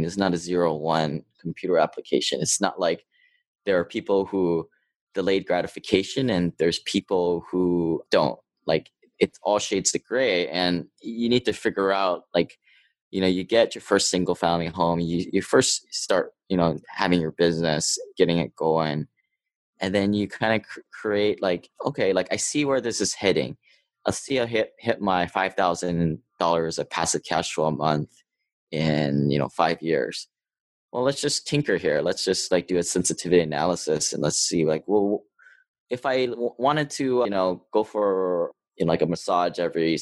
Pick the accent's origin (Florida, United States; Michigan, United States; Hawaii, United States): Hawaii, United States; moved away as an adult; also born or lived in Seattle; I grew up in Hawaii. I went to Seattle to go to school at University of Washington